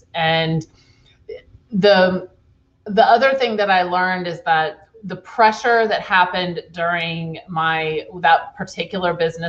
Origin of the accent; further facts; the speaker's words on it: Charlottesville, Virginia, United States; born there; also born or lived in Fredericksburg, United States / Orlando, United States / San Francisco Bay Area; I was born in Charlottesville, Virginia, and then I lived in a few different places. Fredericksburg, Virginia. I lived in Florida, Orlando, Florida. I lived in Northern Virginia.